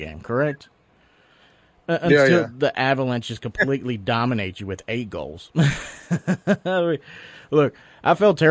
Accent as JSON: {"language": "English", "region": "Tennessee", "country": "United States", "tie": "born or raised there", "moved": "yes", "said": "I grew up in Tennessee"}